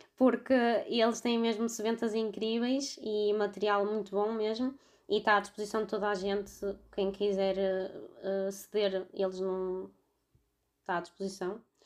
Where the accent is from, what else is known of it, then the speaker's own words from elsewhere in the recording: Vila Nova de Gaia, Norte, Portugal; tenho 26 anos e sou de Vila Nova de Gaia.